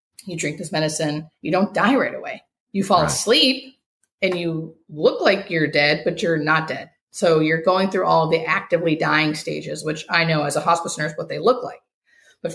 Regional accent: United States; we as Americans, or fucking as American citizens

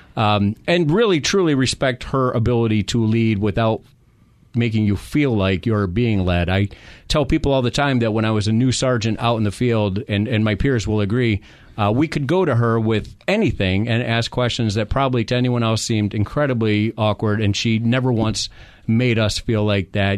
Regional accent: New York, United States; now in Phoenix, United States; I'm from New York

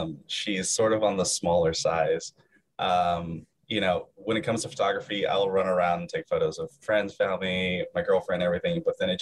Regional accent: West Coast, United States; Which is weird because I'm West Coast

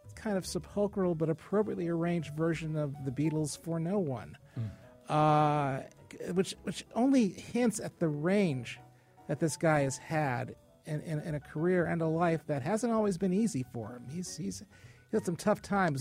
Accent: Hartford, Connecticut, United States; being from Hartford and being born and raised in Hartford

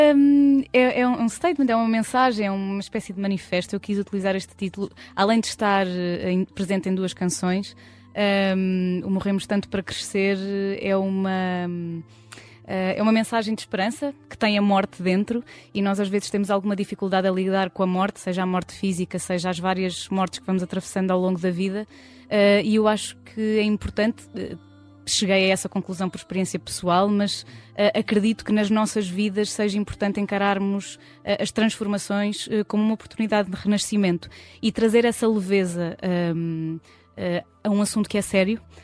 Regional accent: Portugal; also born or lived in Brazil; os lugares de onde venho, tanto o país, o meu, o meu país, Portugal, mas também o, o, país onde, onde morei, que foi o Brasil

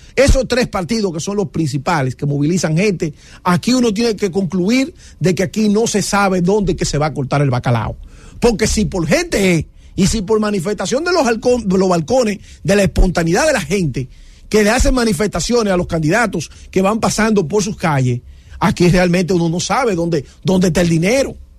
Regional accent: Dominican Republic; somos dominicanos

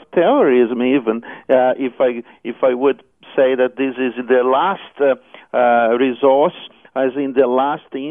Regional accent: Rio de Janeiro, Brazil; accent: South American; English is a second language; moved away as an adult; now in Australia; I came from a relatively westernized country called Brazil in South America. I was born in Rio de Janeiro

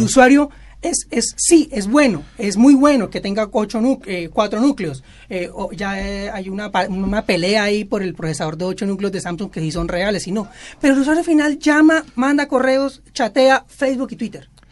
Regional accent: Bogotá, Colombia; now in Barranquilla, Colombia; Yo soy bogotano nacionalizado barranquillero

